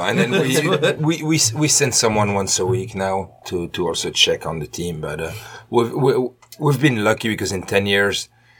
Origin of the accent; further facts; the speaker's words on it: Belgium; moved away as an adult; also born or lived in Pennsylvania; now in Cincinnati, United States; Belgium. Small village called Bombay.